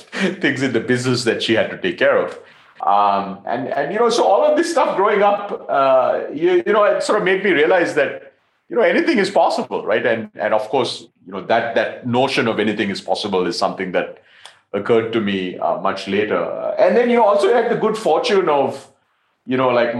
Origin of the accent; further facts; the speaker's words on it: Colombo, Western Province, Sri Lanka; I'm Sri Lankan, so I grew up in Colombo